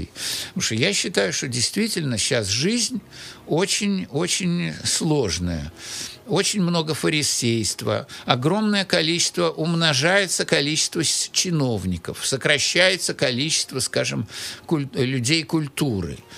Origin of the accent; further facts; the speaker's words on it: Saint Petersburg, Russia; also born or lived in Moscow; вернулся в Питер